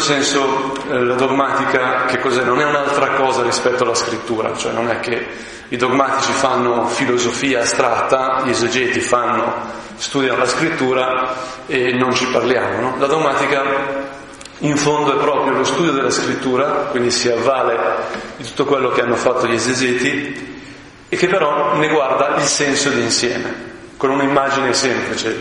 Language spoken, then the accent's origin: Italian; Brianza, Lombardy, Italy; sono brianzolo, no? terra veramente mm, rurale, eccetera, eccetera, di artigiani